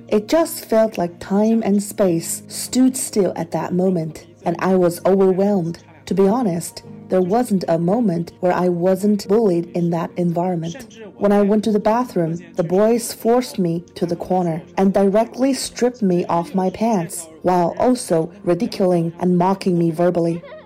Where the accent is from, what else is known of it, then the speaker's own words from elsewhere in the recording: Northeast China, China; I'm from Northeast China.